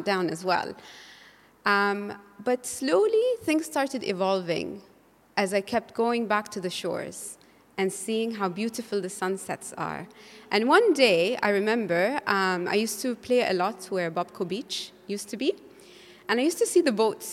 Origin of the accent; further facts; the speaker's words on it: Bahrain; I was growing up in Bahrain in the 90s. Like every Bahraini child, the shores was my playground.